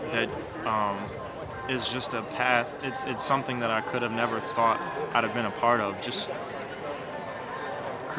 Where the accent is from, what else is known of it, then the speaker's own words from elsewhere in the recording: Chicago, Illinois, United States; I'm from Chicago